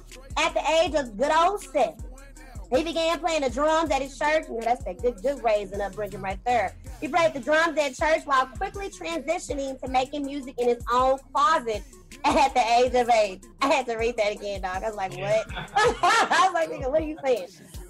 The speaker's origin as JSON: {"language": "English", "town": "Dallas", "region": "Texas", "country": "United States", "tie": "born or raised there", "also_born_or_lived": "Lancaster, Texas", "moved": "yes", "said": "I'm from Dallas, Texas. I came to Lancaster, Texas, my eighth grade year. Moved out of Lancaster my senior year, but still went to Lancaster High School."}